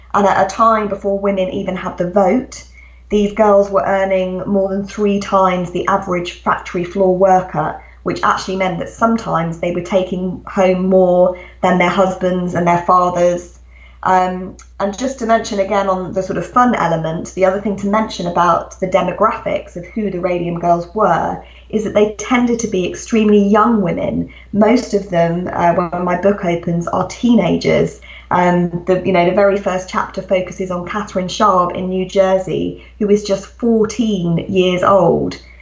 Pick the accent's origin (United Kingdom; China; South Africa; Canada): United Kingdom; England; as you can hear from my accent, I'm actually a British writer. I live, live in England, and that's where I grew up.